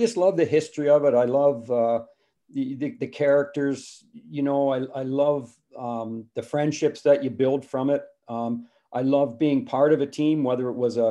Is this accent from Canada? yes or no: yes; Lindsay, Ontario, Canada; also born or lived in Sudbury; I'm from Lindsay, I went to school in Sudbury, but Lindsay is about a half hour from Peterborough.